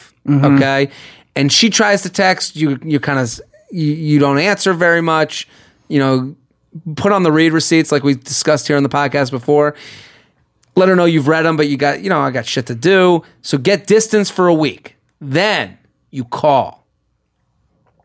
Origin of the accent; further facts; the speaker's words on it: outside of Boston, Massachusetts, United States; I'm from outside of Boston.